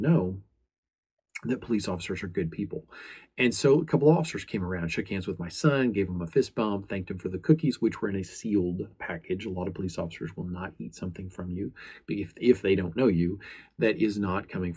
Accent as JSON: {"language": "English", "country": "United States"}